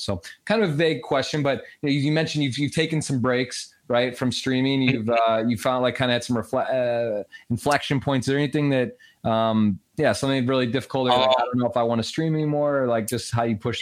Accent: Michigan, United States; I grew up in in Michigan

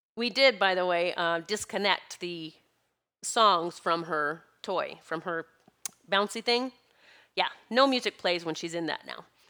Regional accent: South Dakota, United States; my best friend growing up in South Dakota

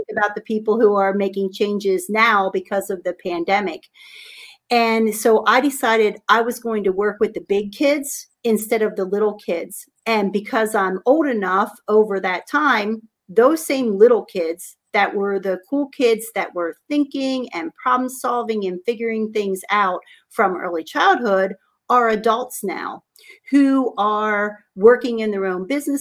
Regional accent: Harrisburg, Pennsylvania, United States; I grew up actually in Harrisburg, Pennsylvania, the same area that I'm in. Only live about 5 miles away from my childhood home.

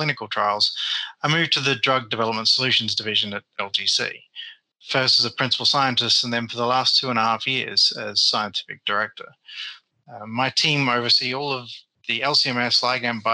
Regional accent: Perth, Western Australia, Australia; moved away as an adult; also born or lived in Germany; now in United Kingdom; my hometown of Perth in Western Australia

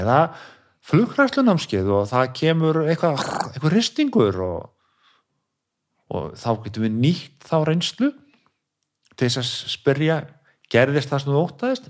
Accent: Kópavogur, Capital Region, Iceland; now in Garðabær, Iceland; Ég er úr Kópói

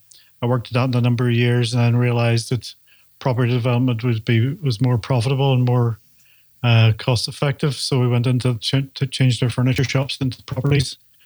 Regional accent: Belfast, Northern Ireland, United Kingdom; I'm from Belfast, Northern Ireland

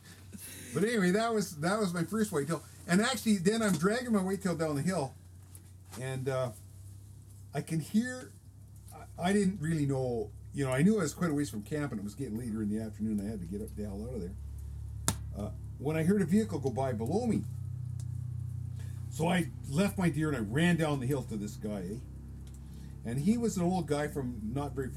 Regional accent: Vancouver Island, British Columbia, Canada; I grew up on Vancouver Island hunting blacktails and hunting in the timber

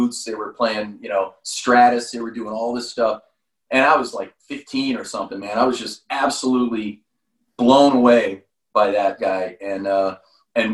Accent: San Jose, California, United States; I grew up in San Jose, California.

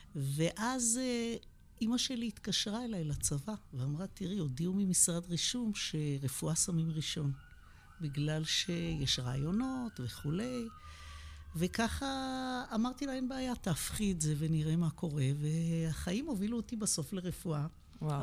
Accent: Beersheba, Southern District, Israel; also born or lived in United States; אני נולדתי בבאר שבע. גדלתי בבאר שבע, בדרום

